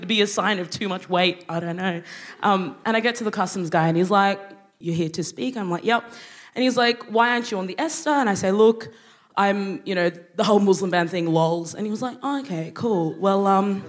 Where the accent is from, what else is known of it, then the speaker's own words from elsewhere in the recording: Brisbane, Queensland, Australia; also born or lived in Sudan; I grew up in Australia.